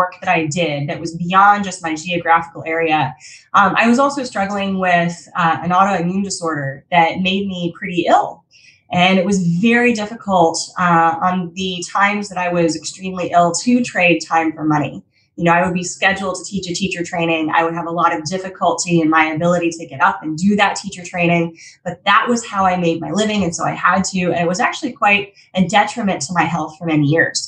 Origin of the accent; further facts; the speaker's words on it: Colorado, United States; moved away; I'm originally from Colorado, so I used to teach in Denver a lot.